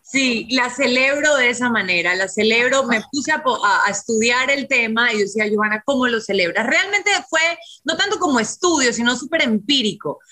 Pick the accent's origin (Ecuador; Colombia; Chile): Ecuador; pensé en mi país